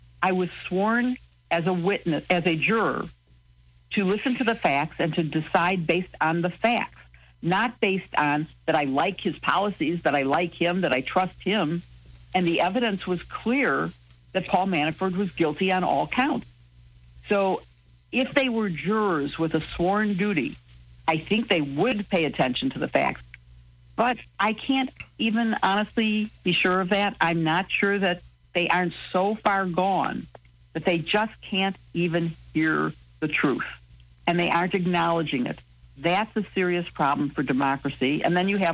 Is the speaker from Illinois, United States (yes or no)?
yes; Chicago, Illinois, United States; also born or lived in Champaign, Illinois / Springfield, Illinois; I'm from Chicago. I went to school in Champaign